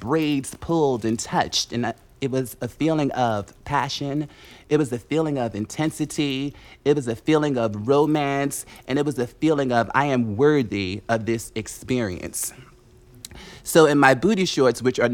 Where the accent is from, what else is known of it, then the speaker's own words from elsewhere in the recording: Newark, New Jersey, United States; I'm from Newark, New Jersey